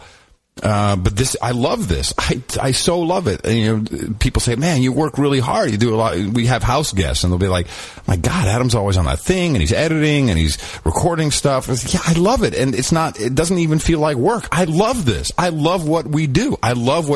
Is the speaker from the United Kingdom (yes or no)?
no; Amsterdam, North Holland, Netherlands; moved away; I grew up in Amsterdam.